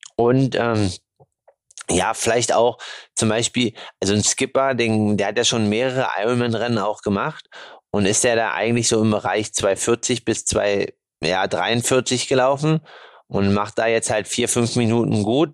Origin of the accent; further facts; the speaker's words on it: Germany; Bei uns in Deutschland